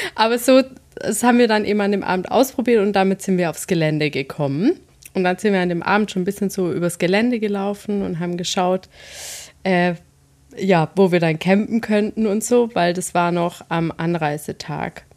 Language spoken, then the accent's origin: German; Swabia, Baden-Württemberg, Germany; now in Hesse, Germany; ich komme ja aus dem Schwabenland